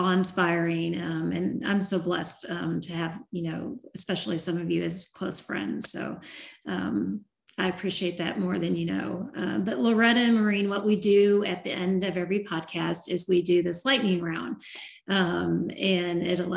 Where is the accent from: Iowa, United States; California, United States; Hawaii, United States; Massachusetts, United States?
Iowa, United States; I was born in Iowa